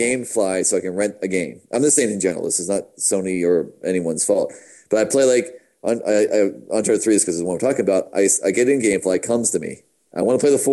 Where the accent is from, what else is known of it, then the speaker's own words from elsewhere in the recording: Pittsburgh, Pennsylvania, United States; I'm from Pittsburgh.